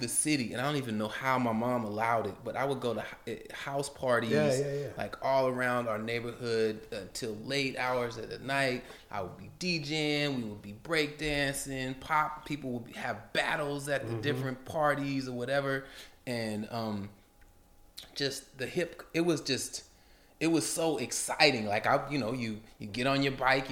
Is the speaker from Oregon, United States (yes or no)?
yes; Portland, Oregon, United States; there was a lot of gang violence, growing up in Portland